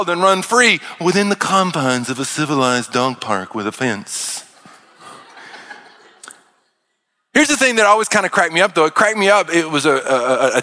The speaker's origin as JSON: {"language": "English", "region": "Arkansas", "country": "United States", "tie": "born or raised there", "moved": "yes", "said": "I grew up in Arkansas out in the country"}